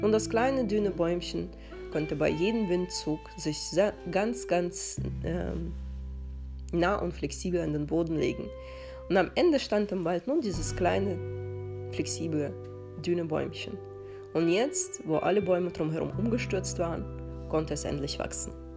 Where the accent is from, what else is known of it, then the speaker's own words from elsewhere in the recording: Russia; now in Germany; Ich bin in den 90ern in Russland aufgewachsen.